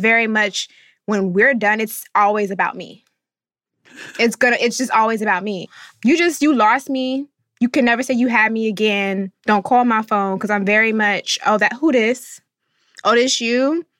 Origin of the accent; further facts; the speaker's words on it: North Florida, United States; I'm coming from the South, the deep South, not really just North Florida